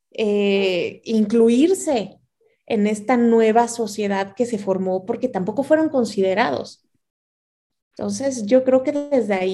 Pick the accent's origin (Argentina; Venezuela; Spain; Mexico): Mexico; first language Spanish; yo soy mexicana y de repente digo, pero bueno, es que soy una mezcla de los dos, ¿no?